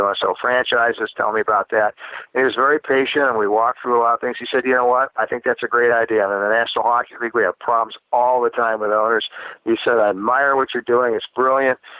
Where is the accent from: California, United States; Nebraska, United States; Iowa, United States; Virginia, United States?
Iowa, United States; I'm a young guy. I'm from Iowa.